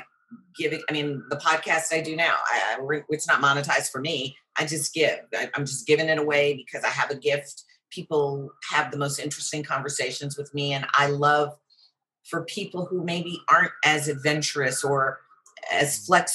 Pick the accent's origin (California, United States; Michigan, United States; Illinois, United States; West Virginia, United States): Illinois, United States; Chicago; growing up in Chicago